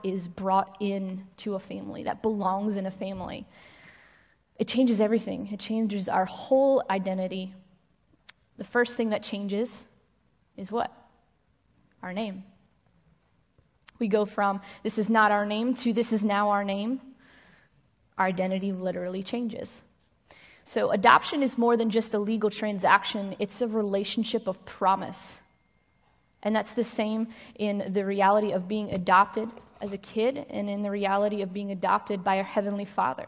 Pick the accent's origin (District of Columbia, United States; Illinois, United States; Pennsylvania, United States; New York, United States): New York, United States; I grew up in New York with a brother who was also adopted.